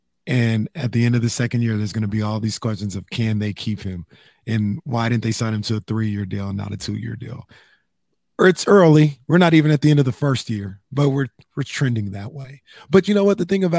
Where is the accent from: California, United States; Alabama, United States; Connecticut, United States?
California, United States; Sacramento; also born or lived in Bay Area / Los Angeles; I'm born and raised in Sacramento, lived in the Bay Area, lived in L.A. You know, I've got a taste of it all. I love all three of those places.